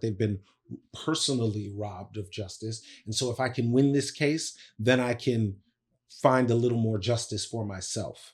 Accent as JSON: {"language": "English", "town": "Bladensburg", "region": "Maryland", "country": "United States", "tie": "born or raised there", "said": "I grew up in Bladensburg, Maryland."}